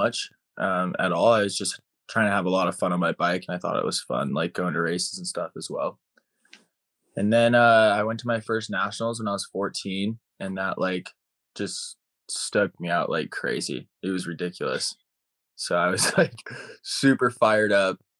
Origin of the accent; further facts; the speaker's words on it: Utah, United States; I grew up in Utah, born and raised. I grew up originally on a ranch about an hour south of Salt Lake